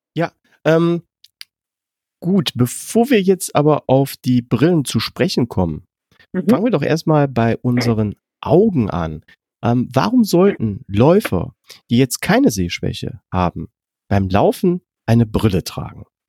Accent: Germany; wir können ja als Deutsche

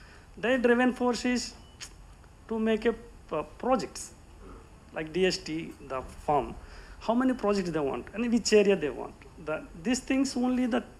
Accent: India; I am an Indian

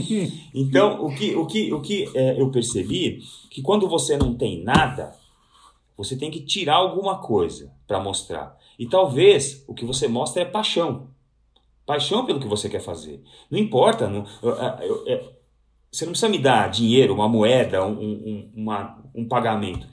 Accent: Santo André, São Paulo, Brazil; eu sou de Santo André, eu estou, eu estou até hoje em Santo André, né, apesar de trabalhar a vida inteira em São Paulo

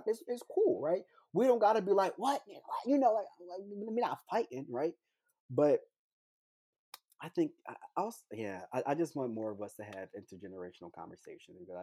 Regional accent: Philadelphia, Pennsylvania, United States; I'm from Philadelphia, Pennsylvania, born and raised here

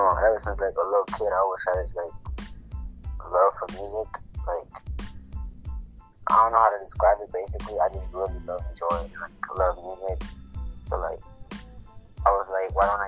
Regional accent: Atlanta, Georgia, United States; I'm from Atlanta

